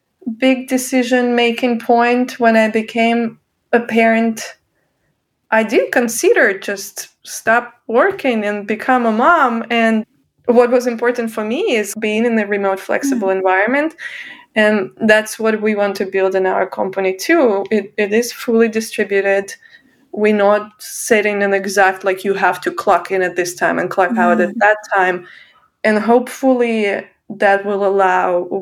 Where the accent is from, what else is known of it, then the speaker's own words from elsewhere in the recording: Russia; moved away as an adult; now in United States; I'm originally from Russia